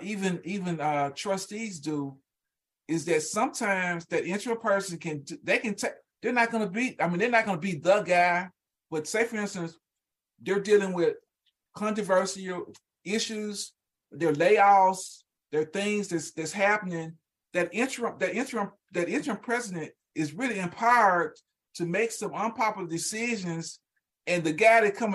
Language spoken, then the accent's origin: English; Louisiana, United States; also born or lived in Tennessee; now in Oklahoma City, United States; I'm from Louisiana, LSU, University of Tennessee, I've gone University of Oklahoma.